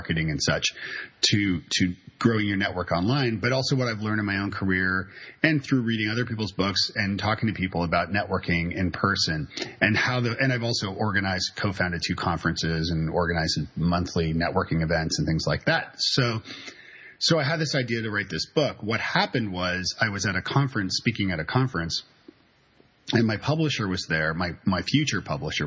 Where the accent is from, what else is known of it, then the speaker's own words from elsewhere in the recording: Canada; now in Nashville, United States; I'm Canadian, so and I live in Nashville, Tennessee with my wonderful wife and two kids